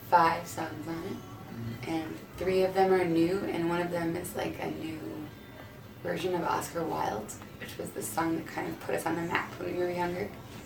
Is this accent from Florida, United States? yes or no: no; Chicago, Illinois, United States; We're from Chicago. And he's like, you know, a a hero from where we grew up.